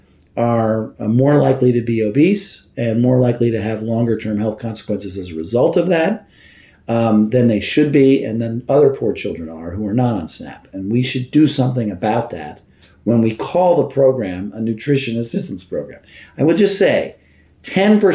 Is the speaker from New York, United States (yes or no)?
yes; New York City, New York, United States; also born or lived in Washington, D.C.; I'm a Brooklyn boy. I grew up in Brooklyn